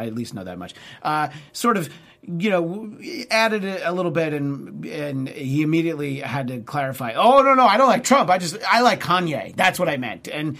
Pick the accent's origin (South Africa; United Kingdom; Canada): Canada; look, I'm Canadian.